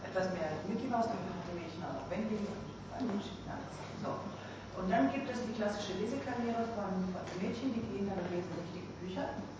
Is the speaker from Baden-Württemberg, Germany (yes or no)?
yes; Stuttgart, Baden-Württemberg, Germany; now in Berlin, Germany; ich bin hier gebürtig aus Stuttgart und lebe jetzt seit zweieinhalb Jahren in Berlin und ich habe meine Arbeit nach wie vor in Stuttgart